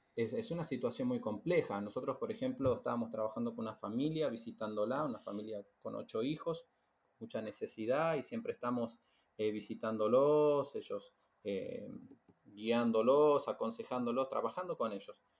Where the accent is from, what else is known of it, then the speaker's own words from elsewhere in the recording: Argentina; moved away as an adult; now in Cape Verde; somos misioneros también de Argentina